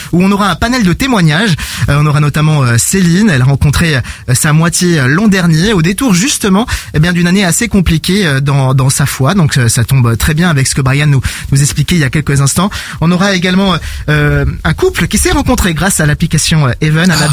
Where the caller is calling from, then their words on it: Belgium; alors, euh, je viens de la Belgique, près de moi.